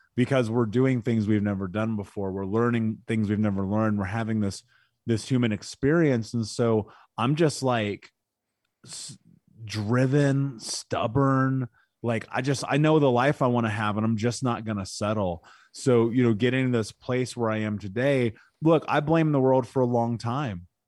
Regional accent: Indianapolis, Indiana, United States; I grew up in Indianapolis.

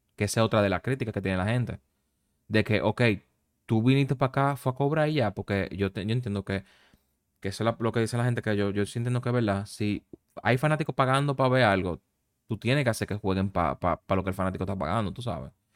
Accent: Dominican Republic; moved away; yo como dominicano

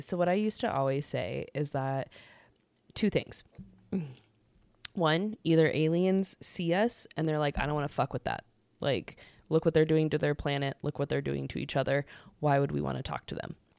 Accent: United States; as the American people

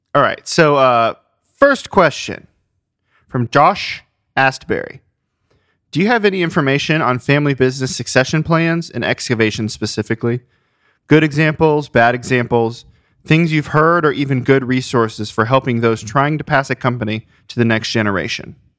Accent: Ohio, United States; I grew up in Ohio

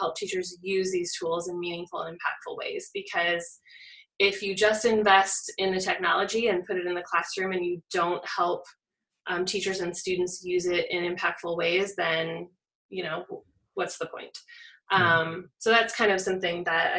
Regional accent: rural Illinois, United States; I am from Illinois. I grew up in rural Illinois, about 2.5 hours west of Chicago

